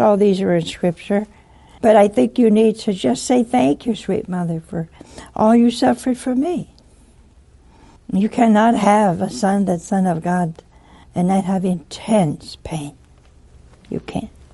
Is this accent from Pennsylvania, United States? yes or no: yes; Philadelphia, Pennsylvania, United States; I'm from Philadelphia.